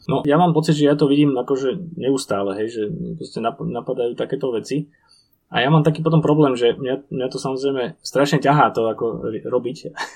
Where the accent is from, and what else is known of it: Slovakia